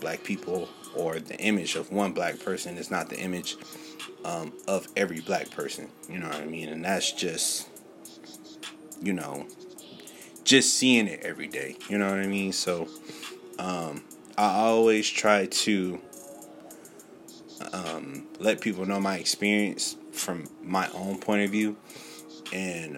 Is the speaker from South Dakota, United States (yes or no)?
no; California, South Carolina, United States; growing up in California and also growing up here in South Carolina